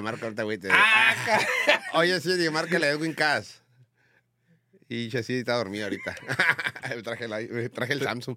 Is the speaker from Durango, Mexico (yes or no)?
no; Tijuana, Baja California, Mexico; yo no soy chilango, yo soy de Tijuana